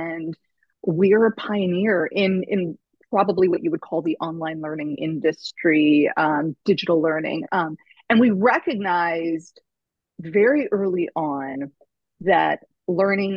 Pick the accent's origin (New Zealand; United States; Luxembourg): United States; Tornado Alley; I grew up in Tornado Alley